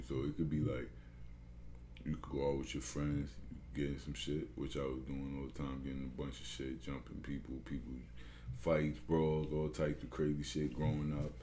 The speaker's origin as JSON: {"language": "English", "town": "New York City", "region": "New York", "country": "United States", "tie": "born or raised there", "also_born_or_lived": "Long Island, New York / Schenectady, New York", "said": "That I'm from Brooklyn, but I'm from Brooklyn"}